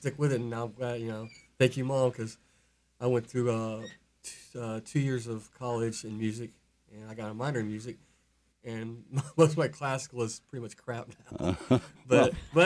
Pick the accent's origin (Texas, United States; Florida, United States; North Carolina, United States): Florida, United States; Tampa; also born or lived in Lake Wales, Florida; now in Lakeland, United States; I was born in Tampa